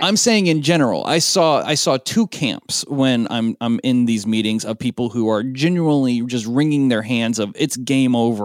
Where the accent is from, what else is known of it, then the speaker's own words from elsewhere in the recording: Portland, Oregon, United States; Portland, Oregon, which is my hometown